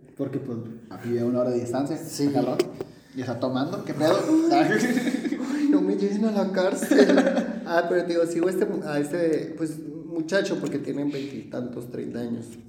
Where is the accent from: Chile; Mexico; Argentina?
Mexico; Mexicali Valley, Baja California; yo soy del Valle Mexicali y estoy a 40 minutos de, de, la ciudad